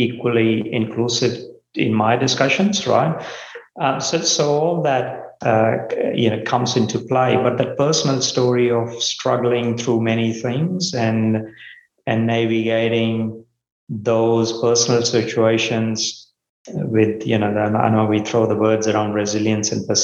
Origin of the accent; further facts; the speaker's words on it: India; moved away as an adult; also born or lived in Melbourne, Australia / Port Kembla, Australia; now in Australia; I grew up in India.